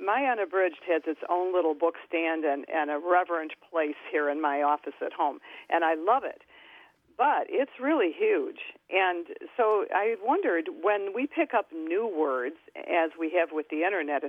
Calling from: Lindenhurst, Illinois, United States; I'm calling from Lindenhurst, Illinois

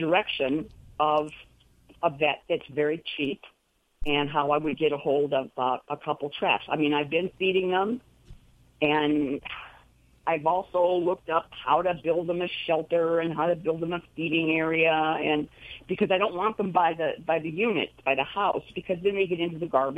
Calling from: Spring Lake, North Carolina, United States; I'm calling from Spring Lake, North Carolina.

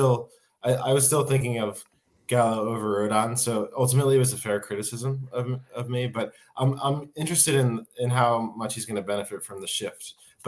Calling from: Finland; I'm in Finland. I was in U.S. Visiting family last week

